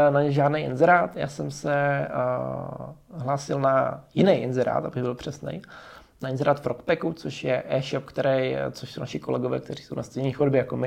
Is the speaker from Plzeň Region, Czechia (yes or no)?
no; Zubří, Zlín Region, Czechia; já jsem byl ze Zubří